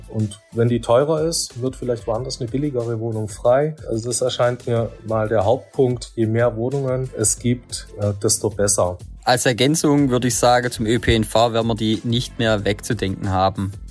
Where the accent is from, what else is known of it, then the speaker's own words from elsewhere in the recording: Baden-Württemberg, Germany; Bin ja doch Schwabe natürlich.